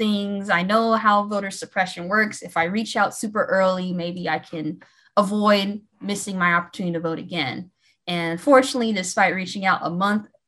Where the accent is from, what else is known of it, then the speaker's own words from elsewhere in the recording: Fort Wayne, Indiana, United States; moved away as an adult; also born or lived in Atlanta, Georgia; I was born and raised in Fort Wayne, Indiana